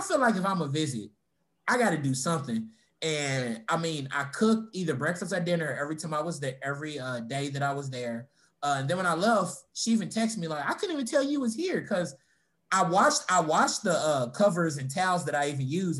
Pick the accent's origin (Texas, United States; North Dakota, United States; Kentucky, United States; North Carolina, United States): Kentucky, United States; Louisville; also born or lived in Florida; we all growing up in Louisville